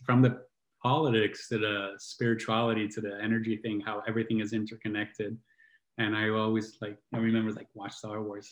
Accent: Italy; I grew up in Italy

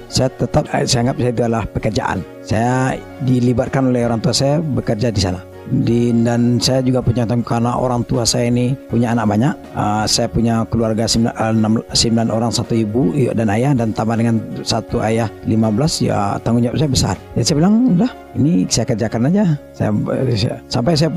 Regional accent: Paninjauan, West Sumatra, Indonesia; saya nggak pernah menganggap diri saya orang kaya karena di kampung saya itu di Paninjauan namanya di Parang Panjang

